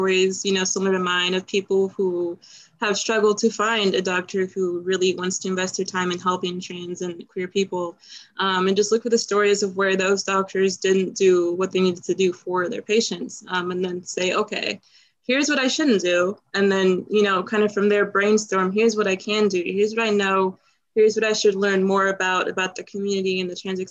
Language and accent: English; Cincinnati, Ohio, United States; moved away; my hometown, Cincinnati